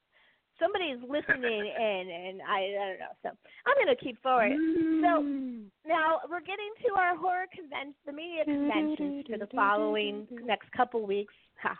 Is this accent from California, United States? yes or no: yes; San Francisco Bay Area, California, United States; my hometown, San Francisco Bay Area